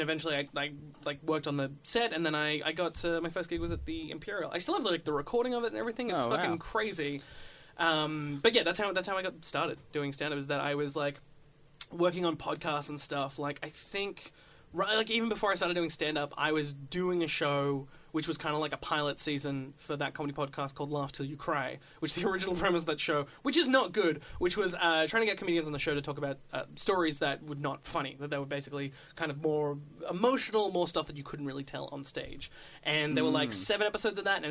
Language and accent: English; Wollongong, New South Wales, Australia; now in Melbourne, Australia; I'm not originally from Melbourne. I am originally from Wollongong, which is just south of Sydney, about 2 hours